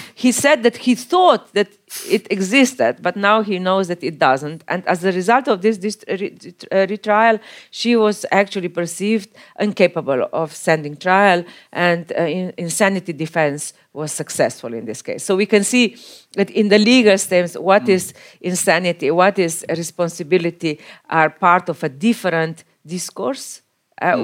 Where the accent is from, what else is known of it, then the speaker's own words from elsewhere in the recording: Slovenia; my home country, Slovenia